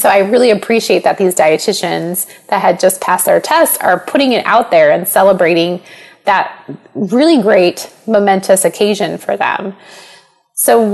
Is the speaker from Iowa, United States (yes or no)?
yes; Panama, Iowa, United States; growing up in Panama